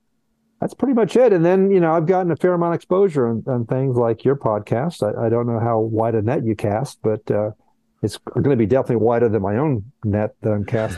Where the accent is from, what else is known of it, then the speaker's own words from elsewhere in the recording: Miami, Florida, United States; also born or lived in Colombia / Brazil; I was all over the place. I was born in Colombia, South America. I grew up half in Brazil, half in the U.S. Miami is my hometown. So when I think of my hometown, it's Miami.